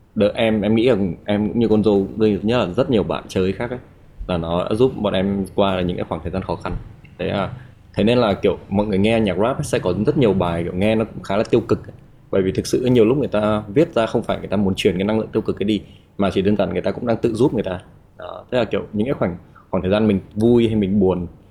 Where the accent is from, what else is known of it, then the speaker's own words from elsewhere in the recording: Haiphong, Vietnam; moved away; em đến từ Hải Phòng